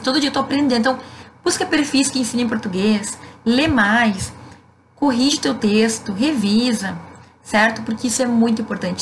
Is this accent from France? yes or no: no; Rio Grande do Sul, Brazil; Eu, por ser gaúcha